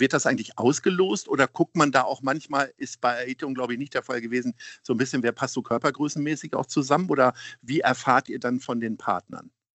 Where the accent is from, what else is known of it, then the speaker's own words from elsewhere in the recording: Hanover, Lower Saxony, Germany; now in Hamburg, Germany; ich komme auch aus Hannover